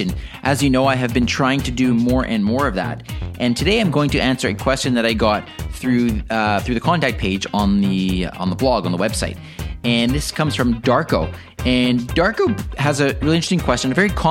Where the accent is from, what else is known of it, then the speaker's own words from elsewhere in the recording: Canada; us Canadians